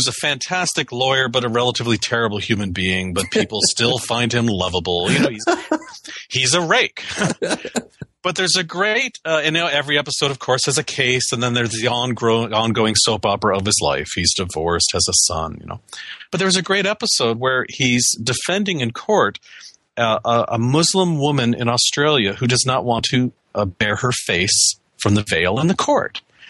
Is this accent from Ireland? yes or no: no; Canada; moved away as an adult; now in United States